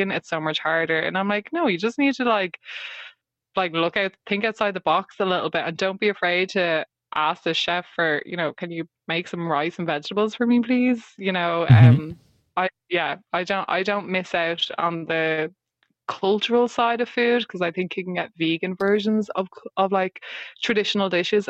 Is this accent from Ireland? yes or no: yes; Ireland; as an Irish person, ginger, freckly, the whole shebang